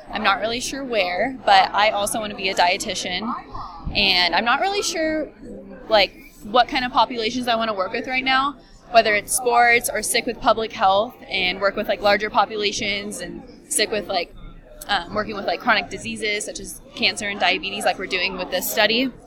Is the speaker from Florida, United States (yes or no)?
no; Mission Viejo, California, United States; Viejo, California, which is more southern.